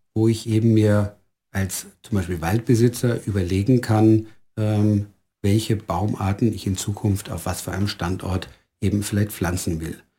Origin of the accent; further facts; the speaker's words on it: Germany; moved away as an adult; now in Styria, Austria; bin ich kein gebürtiger Österreicher, sondern ich bin in Deutschland geboren und aufgewachsen, äh, lebe aber mittlerweile seit knapp 18 Jahren mit meiner Familie in der Steiermark.